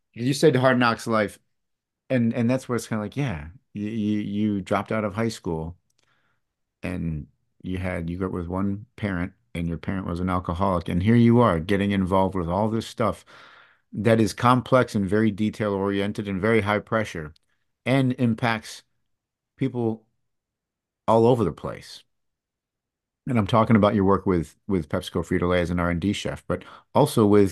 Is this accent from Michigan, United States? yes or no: yes; East Lansing, Michigan, United States; moved away; I grew up in Michigan, in East Lansing, Michigan, where there's a major university